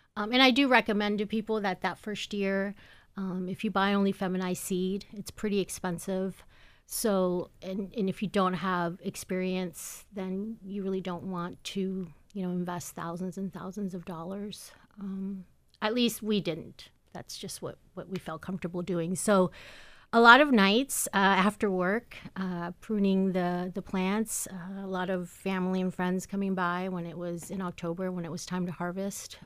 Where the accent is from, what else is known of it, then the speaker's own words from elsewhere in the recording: Seattle, Washington, United States; moved away; I grew up in Seattle, Washington.